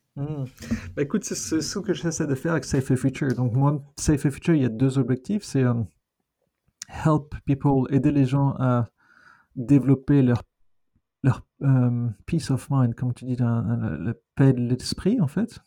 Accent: France; moved away as an adult; also born or lived in London; now in Australia; être français, je suis australien aussi maintenant

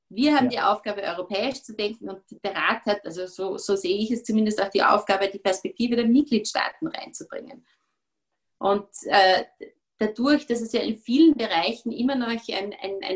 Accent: Austria; natürlich bis zu einem gewissen Grad als Österreicher

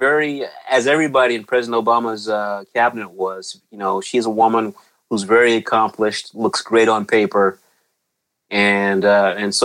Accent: Deep East Texas, United States; I grew up in Deep East Texas

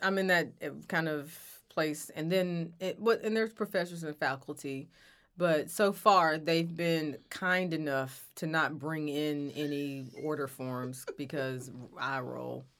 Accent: United States; I'm from here, I've lived here, I'm American

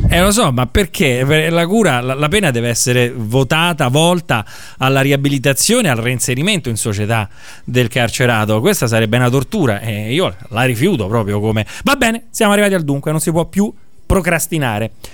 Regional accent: Rome, Lazio, Italy; io sono di Montesacro

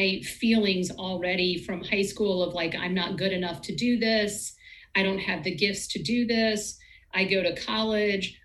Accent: Virginia, United States; We're both from Virginia.

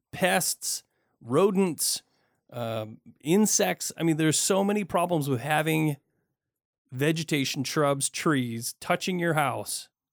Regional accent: Michigan, United States; now in Portland, United States; I grew up in Michigan

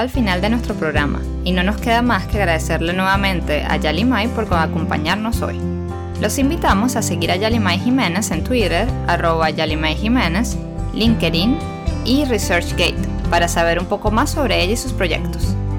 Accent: Venezuela; las dos somos venezolanas y nadie ha notado el acento

